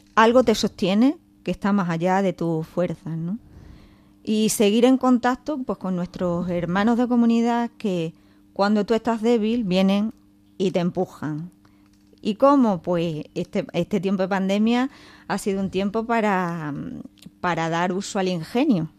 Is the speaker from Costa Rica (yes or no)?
no; Don Benito, Extremadura, Spain; moved away; me tuve que ir a hacer las prácticas a Don Benito, a mi pueblo